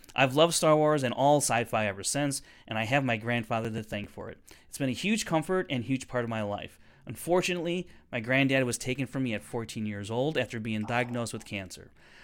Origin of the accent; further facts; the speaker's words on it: England, United Kingdom; I'm 31 and from England.